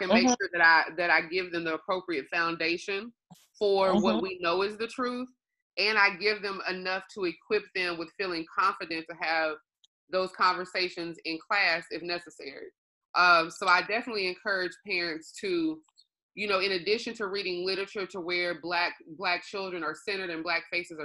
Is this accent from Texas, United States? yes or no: yes; Longview, Texas, United States; moved away as an adult; also born or lived in Houston, Texas; I am from Longview, Texas, but I say often Third Ward raised me